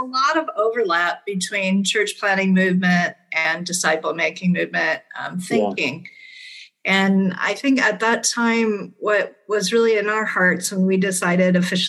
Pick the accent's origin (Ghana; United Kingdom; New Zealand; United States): Ghana; also born or lived in Nigeria / Liberia; I'm actually a missionary kid. I grew up in West Africa. I was born in Nigeria and grew up in Ghana and Liberia.